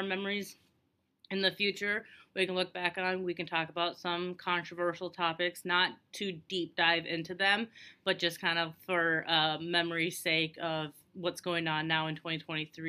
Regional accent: Minnesota, United States; now in Iowa, United States; I'm from Minnesota originally.

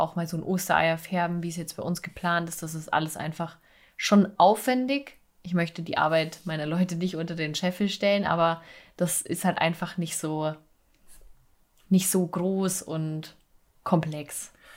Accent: Bavaria, Germany; bei uns in Bayern

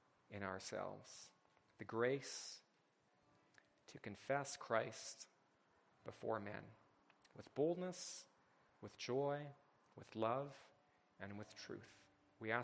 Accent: Canada; as a Canadian

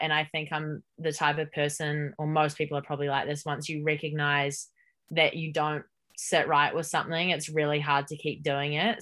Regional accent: Hamilton, Waikato, New Zealand; moved away as an adult; also born or lived in Auckland, New Zealand / Texas, United States; I'm born and raised in Hamilton

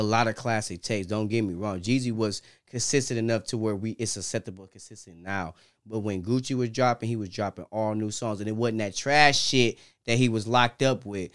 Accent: Detroit, Michigan, United States; Detroit, that's where we come from

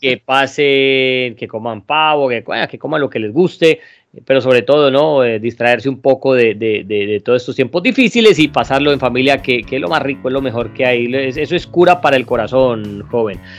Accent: Colombia; nosotros que somos colombianos

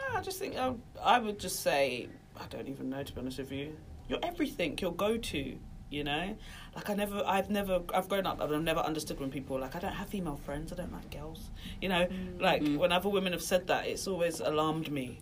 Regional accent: Norfolk, East of England, United Kingdom; we didn't grow up in London, we grew up in Norfolk

